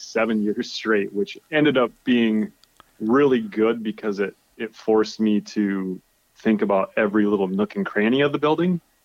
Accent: South Dakota, United States; moved away as an adult; now in Alaska, United States; I grew up a farmer in South Dakota

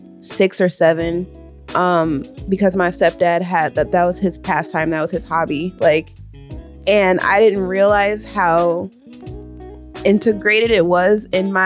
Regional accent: Ohio, United States; now in Omaha, United States; I'm an Omaha native, but I grew up in Ohio

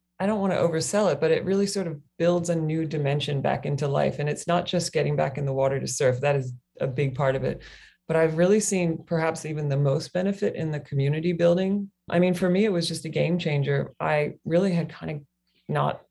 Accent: Kentucky, United States; moved away as an adult; also born or lived in Australia; now in Hawaii, United States; I grew up in Kentucky on the mainland.

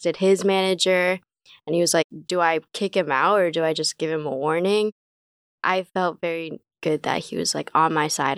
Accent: Fargo, North Dakota, United States; also born or lived in China / Vermont / Colorado; Oh, I'm from Fargo. But I go to school in Vermont because that's where I used to go.

